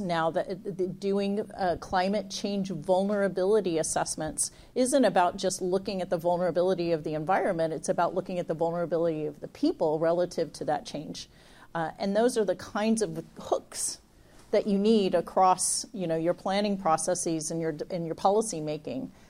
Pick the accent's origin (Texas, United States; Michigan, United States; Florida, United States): Texas, United States; now in California, United States; We're both from Texas originally